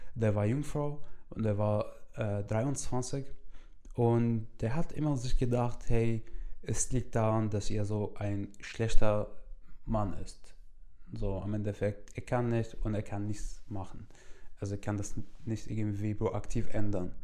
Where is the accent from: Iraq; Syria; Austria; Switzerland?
Syria; German is a second language; now in Germany; ich komme aus Syrien